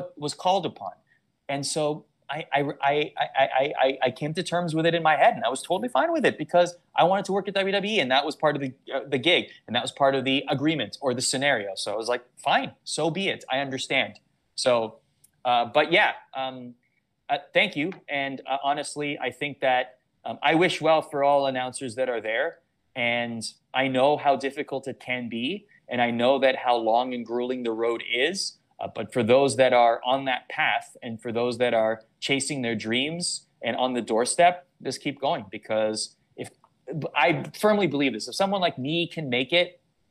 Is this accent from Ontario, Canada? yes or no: yes; Toronto, Ontario, Canada; I grew up in Toronto